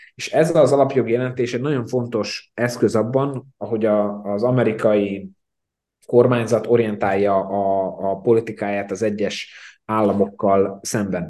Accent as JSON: {"language": "Hungarian", "country": "Slovakia", "said": "én magam felvidékiként"}